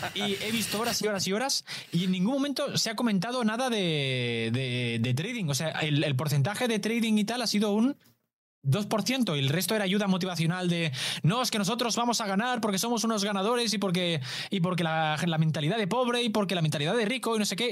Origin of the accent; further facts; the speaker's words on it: Badalona, Catalonia, Spain; mi pueblo